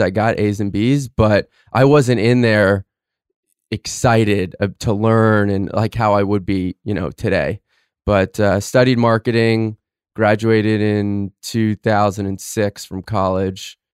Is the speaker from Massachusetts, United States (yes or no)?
no; Fort Lauderdale, Florida, United States; I'm from Fort Lauderdale, Florida. Grew up with uh, an amazing family